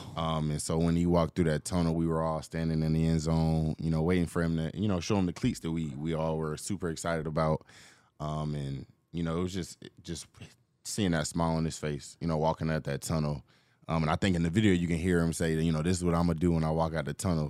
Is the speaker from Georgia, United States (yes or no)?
yes; Atlanta, Georgia, United States; growing up in Atlanta